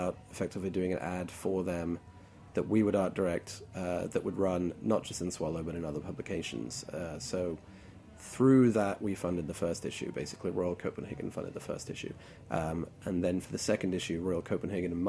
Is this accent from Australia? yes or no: no; Hong Kong; now in New York, United States; I grew up in Hong Kong, so certain elements of Chinese food are very, very, very dear to my heart.